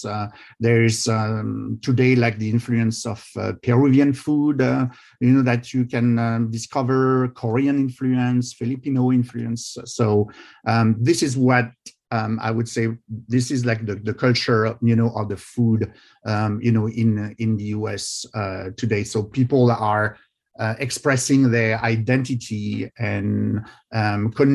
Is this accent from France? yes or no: yes; France; English is a second language; moved away as an adult; now in United States; I was born in France and grew up in France and moved to the US 20 years ago.